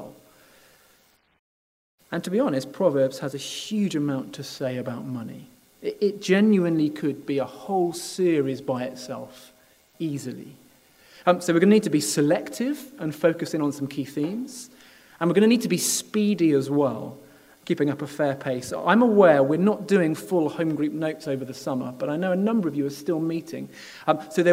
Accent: United Kingdom; part of being British

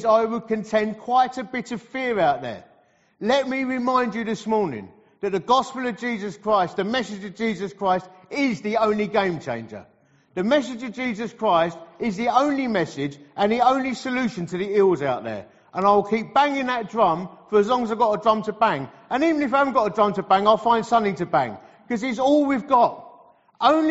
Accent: Dagenham, London, United Kingdom; Dagenham boy I was. I was born in Dagenham, or Dagenham, as we prefer to call it around here

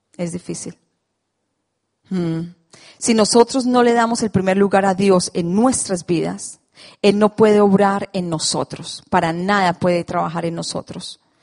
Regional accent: Colombia; moved away; esa soy yo, colombiana

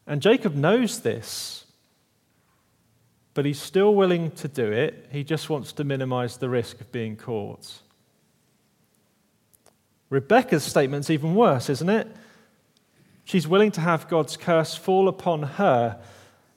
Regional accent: Kent, South East England, United Kingdom; moved away; Back where I'm from, I'm from Kent, the sort of southeast corner of England, the Garden of England

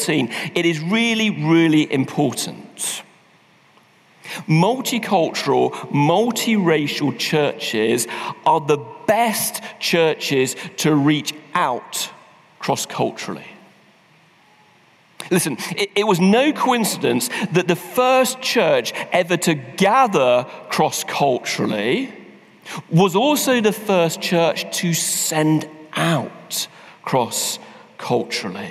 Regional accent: London, United Kingdom; now in Manchester, United Kingdom; I wasn't born there, I was born in London

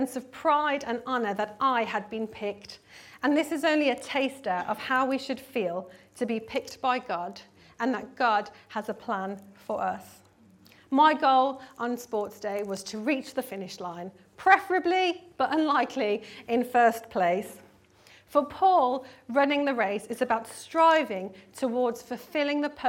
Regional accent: South Africa; I grew up in South Africa, and my primary school years were spent at Izotcha Primary School

